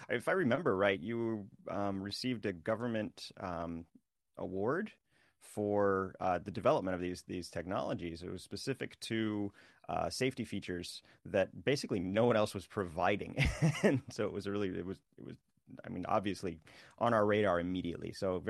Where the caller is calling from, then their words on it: Osaka, Japan; Good morning. I'm back in Osaka.